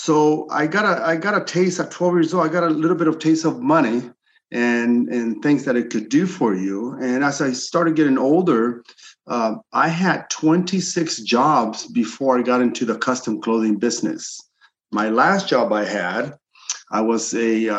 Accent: Los Angeles, California, United States; also born or lived in Chile; I'm originally from Chile and I'm an immigrant here. I came here illegally. I was about 8 or 9 years old

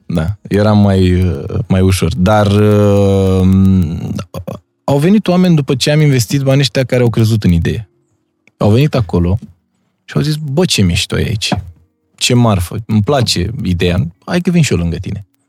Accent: Romania; Noi, ca și români

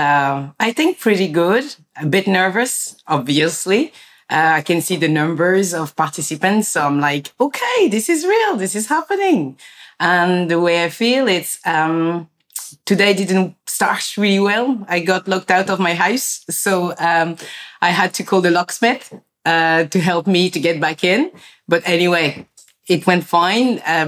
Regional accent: France; I was born in France and my parents are from like Senegal. And, you know, being born in France, it was like, you know, when I was at home, it felt like I was in Africa.

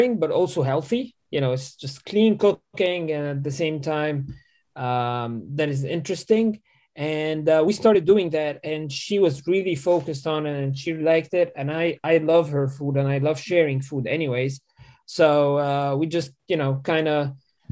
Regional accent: Cairo, Cairo Governorate, Egypt; moved away as an adult; now in Morgantown, United States; I'm originally from Cairo, Egypt. I was born and raised there, moved to Morgantown, West Virginia, maybe like 5 years ago.

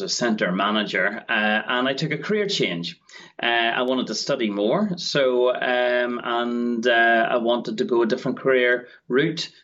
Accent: Northern Ireland, United Kingdom; moved away as an adult; also born or lived in England; I'm from Northern Ireland originally

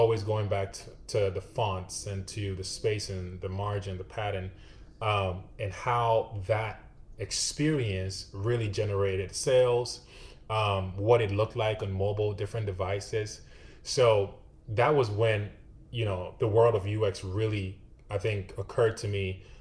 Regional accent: Ghana; moved away as an adult; now in Austin, United States; I was actually born and raised in West Africa, Ghana.

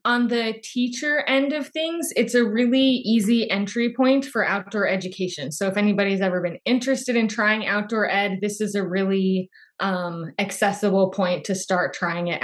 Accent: Phoenix, Arizona, United States; I'm from Phoenix, Arizona

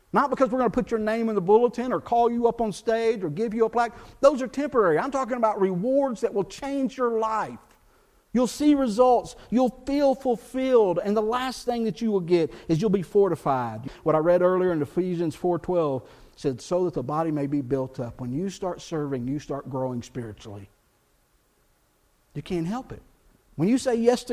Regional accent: South Texas, United States; I grew up in South Texas, bilingual culture

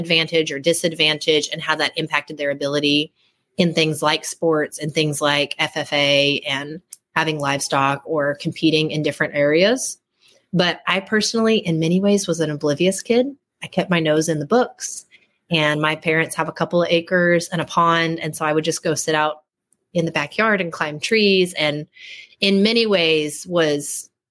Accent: Oklahoma, United States; I was born and raised in Oklahoma, as we say, technically in a small town about 30 minutes east of Oklahoma City

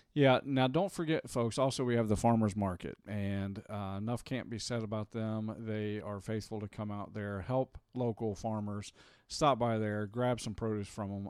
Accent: Norwood, United States; moved away; I grew up in Norwood

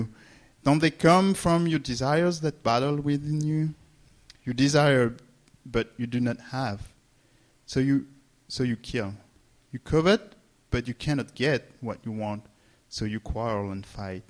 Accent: France; English is a second language; moved away; I'm from France, for those who don't know me. And so you may hear mistakes and accent

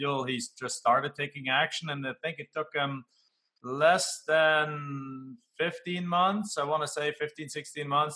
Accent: Germany; English is a second language; moved away as an adult; now in United States; when I come home back to Germany

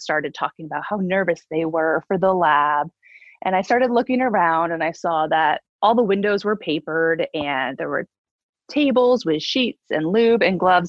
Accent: upstate New York, United States; moved away as an adult; also born or lived in Boston, Massachusetts / Utica, New York; I grew up in upstate New York

